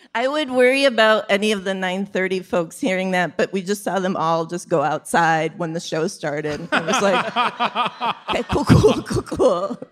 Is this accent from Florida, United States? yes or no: no; Chicago, Illinois, United States; now in New York, United States; I'm from Chicago